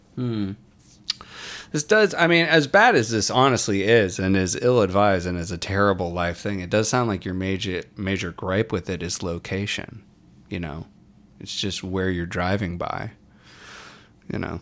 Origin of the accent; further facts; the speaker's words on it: Warrenton, Virginia, United States; my hometown of Warrenton, Virginia